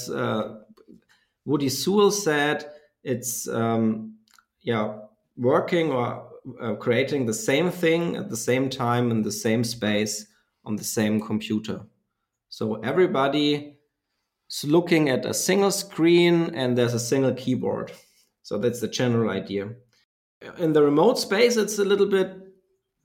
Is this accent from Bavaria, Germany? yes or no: yes; a very small town south of Nuremberg, Bavaria, Germany; I'm from Germany and born in a very small town south of Nuremberg.